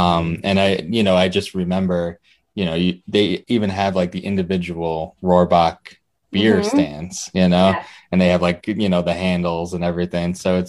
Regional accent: Rochester, New York, United States; I grew up in Rochester

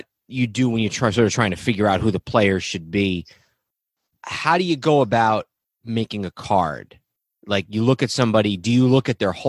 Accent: Wappingers Falls, New York, United States; moved away; my hometown

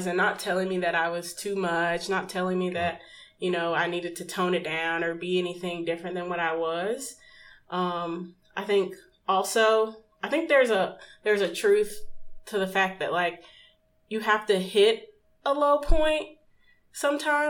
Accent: Memphis, Tennessee, United States; moved away; I first moved back, relocated back to Memphis, back to my hometown

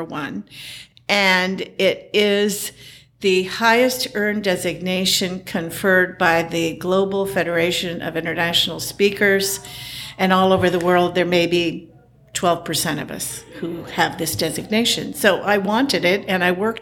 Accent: Lima, Ohio, United States; I was born in Lima, Peru. And my parents had fled Palestine at the time. And then we lived in Lima till I was five. And then we came to the United States via boat through the Panama Canal. And we then took a train from New York to Lima, Ohio.

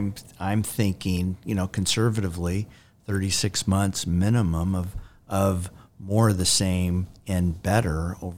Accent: California, United States; now in Phoenix, United States; I'm a Californian. In heart.

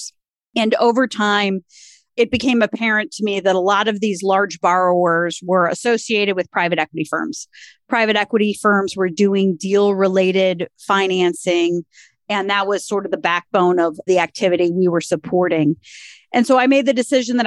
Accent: Cleveland, Ohio, United States; also born or lived in Columbus, Ohio / Michigan; I am a lifelong Clevelander, born and raised on the East Side, proud graduate of Orange High School, and have spent most of my adult life living here in Northeast Ohio

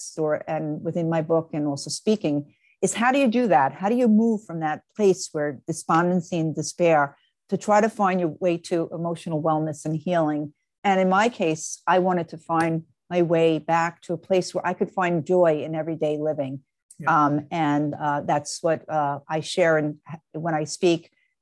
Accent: New York, United States; now in Marlboro, United States; I actually am originally from New York, but I've been living in New Jersey, a town called Marlborough, New Jersey.

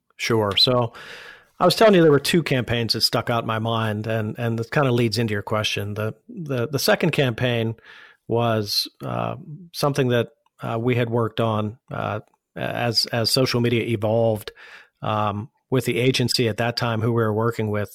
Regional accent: Pittsburgh, Pennsylvania, United States; moved away as an adult; also born or lived in Washington, D.C.; I was born and raised here in Pittsburgh.

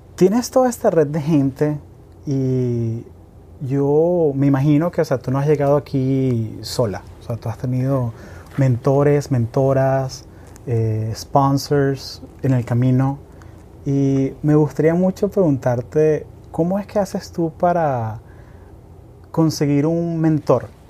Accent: Caracas, Capital District, Venezuela; yo crecí en Caracas, que es una ciudad de 6 millones de personas

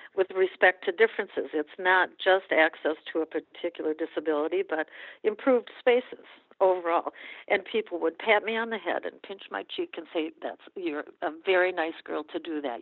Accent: Minnesota, United States; moved away as an adult; I grew up in Minnesota

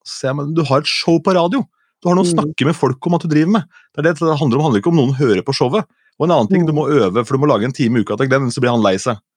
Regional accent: Askim, Østfold, Norway; men jeg er fra Askim, og i Askim i Indre Østfold

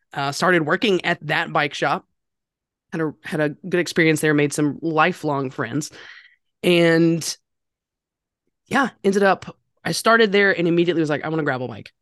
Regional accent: North Carolina, United States; I am from North Carolina.

